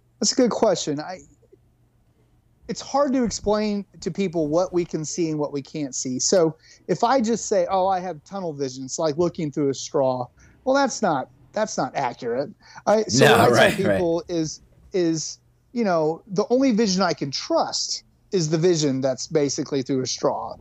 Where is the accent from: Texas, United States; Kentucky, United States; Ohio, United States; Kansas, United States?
Kansas, United States; Kansas, my home state